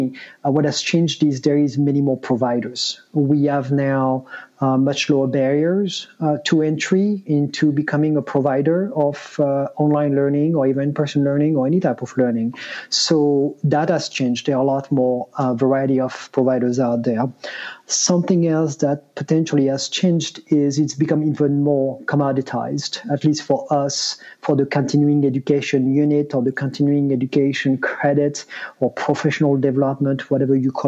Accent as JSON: {"language": "English", "country": "France", "moved": "as an adult", "lives_now": "United States", "said": "I'm originally from France, but moved to the US in 98, actually as an intern"}